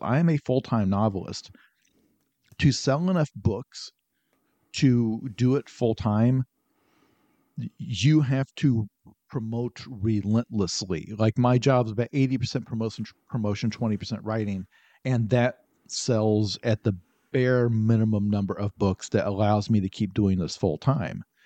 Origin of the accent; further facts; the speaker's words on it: southern Illinois, United States; In rural Illinois, town of about four thousand people. In, in southern Illinois